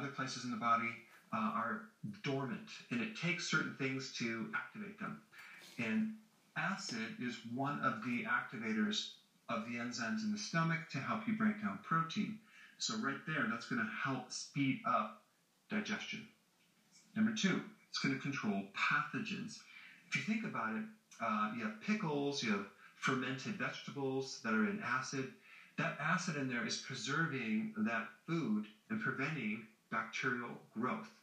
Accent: Wisconsin, United States; growing up in Wisconsin, where there's farms all around our neighborhood

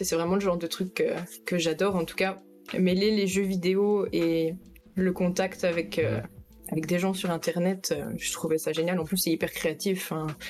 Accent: Belgium; j'ai 21 ans, je suis belge

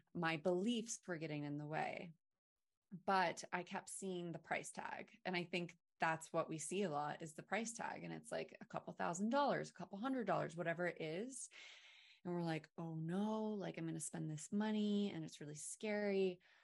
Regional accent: Maine, United States; I'm from Maine

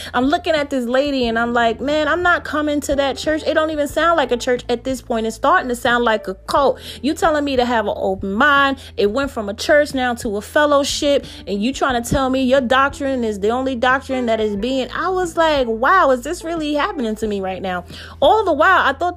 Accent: New Jersey, United States; I'm from New Jersey.

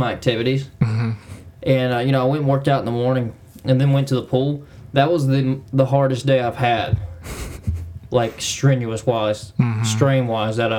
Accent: Appalachia, United States; accent: Southern twang; We're from Appalachia

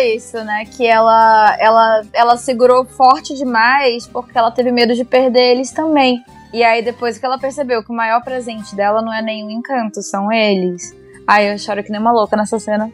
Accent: Manaus, Amazonas, Brazil; moved away as an adult; now in São Paulo, Brazil; Eu, eu sou de Manaus

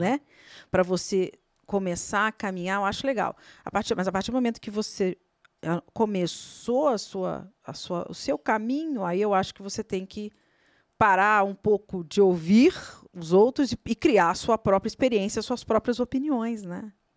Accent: Brazil; você como brasileiro

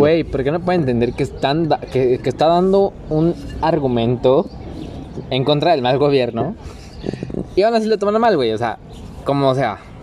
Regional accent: Mexico; ¿Cómo somos los mexicanos?

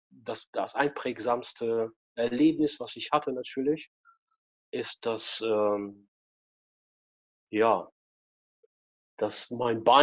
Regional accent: Russia; Ich bin auch früher, also genau, ich bin auch in Russland groß geboren, 79, ne, noch in den 70ern.

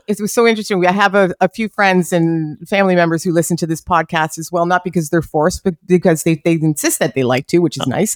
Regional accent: Canada; as a Canadian hockey fan

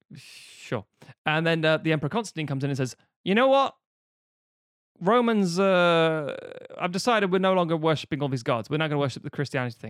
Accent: Ireland; mostly as an Irish person

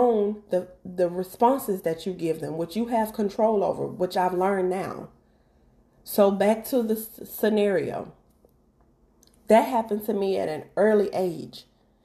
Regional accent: Mississippi, United States; moved away; I'm originally from Mississippi

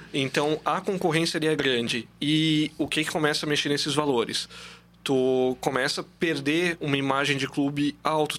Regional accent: Blumenau, Santa Catarina, Brazil; now in Brusque, Brazil; Eu não, não sou de Brusque, eu sou blumenauense, então eu sempre cresci com o metropolitano

